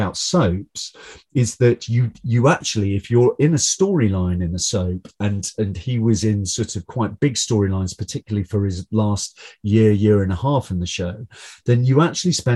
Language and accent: English; Newcastle upon Tyne, North East England, United Kingdom; I'm from Newcastle upon Tyne, but but I've always spent a lot of time in Northumberland